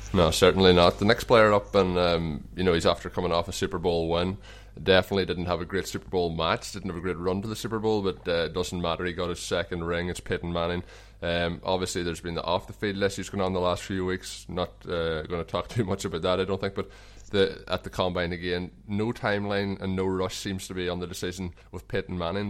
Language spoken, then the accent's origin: English; Ireland; accent: Irish; my Irish accent